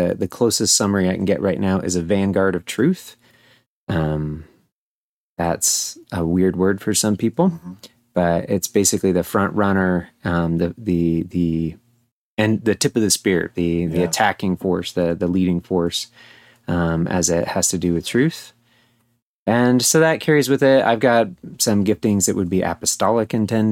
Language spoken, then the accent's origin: English; United States; I was born and raised in the United States